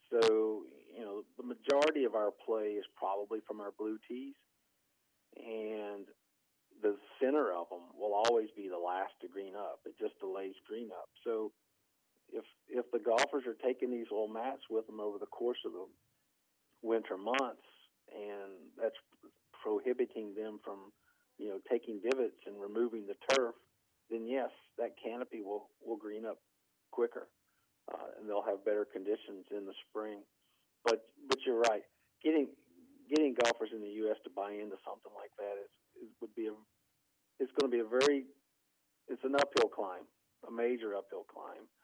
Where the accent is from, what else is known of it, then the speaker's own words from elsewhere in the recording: Virginia, United States; moved away; when I grew up in Virginia